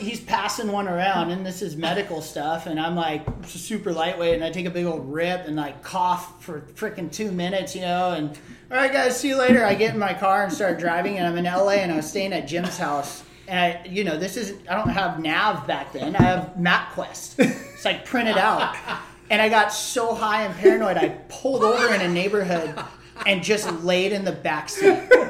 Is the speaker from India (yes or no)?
no; Perth, Western Australia, Australia; I'm from Perth, you know?